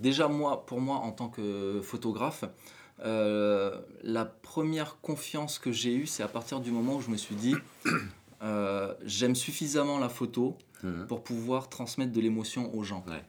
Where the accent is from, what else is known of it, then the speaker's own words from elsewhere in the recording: New Caledonia; moved away as an adult; Donc je suis né en Nouvelle-Calédonie, j'ai grandi en Nouvelle-Calédonie